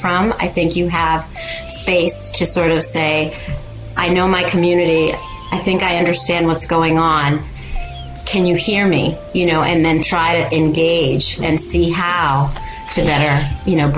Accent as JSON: {"language": "English", "region": "Massachusetts", "country": "United States", "tie": "born or raised there", "said": "I grew up in sort of this amalgamation of immigrants in this town where I grew up in Massachusetts"}